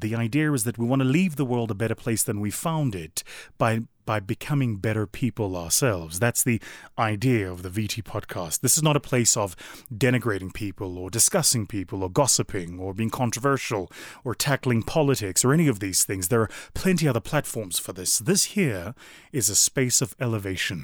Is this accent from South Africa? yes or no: yes; South Africa; my home country of South Africa